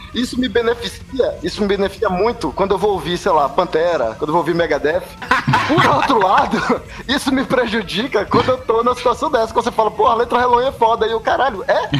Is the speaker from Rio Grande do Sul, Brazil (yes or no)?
no; Salvador, Bahia, Brazil; cena metal de Salvador, de onde eu venho